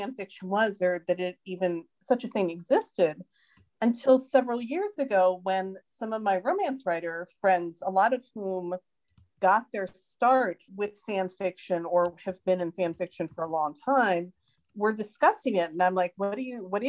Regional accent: United States; now in Sweden; I live outside of Stockholm in Sweden, although I'm an American

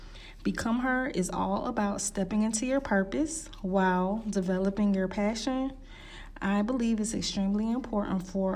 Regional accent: Miami, Florida, United States; now in Atlanta, United States; I am originally from Miami, Florida, but now I reside in Atlanta, Georgia.

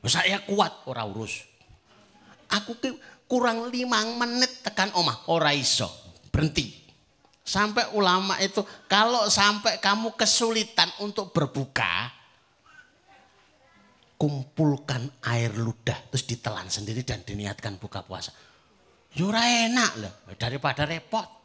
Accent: Java, Indonesia; Ya rawahu wong Jawa, ya wes. Nah, saya orang Jawa melu cocok.

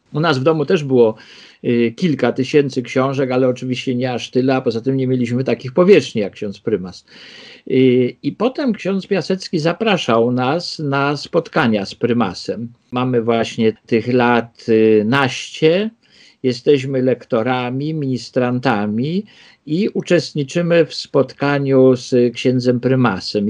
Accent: Warsaw, Masovian Voivodeship, Poland; ja się urodziłem y, w Śródmieściu, na Ochocie mieszkaliśmy, ale w 1961 roku, jak ja miałem 3 lata, y, przeprowadziliśmy się na Żoliborz.

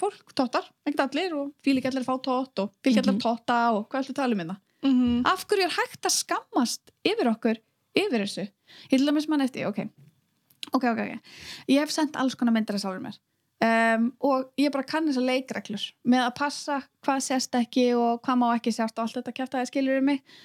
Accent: Iceland; moved away as an adult; ég er að koma frá Íslandi

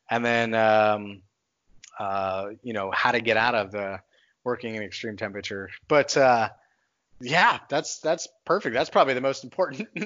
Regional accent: Texas, United States; I'm a nomad, but I'm a Texan by by heart. I grew up in Texas.

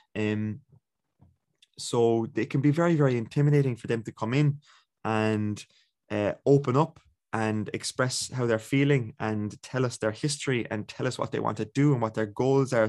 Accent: Ballincollig, Munster, Ireland; I'm from Ballincollig.

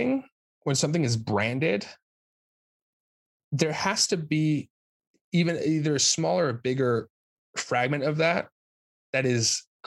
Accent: California, United States; now in New York, United States; I'm from California

